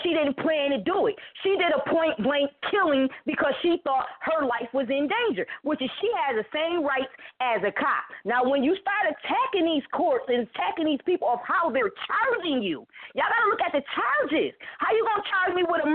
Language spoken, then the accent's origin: English; Buffalo, New York, United States; also born or lived in Niagara Falls, New York; I'm from Buffalo, New York, Niagara Falls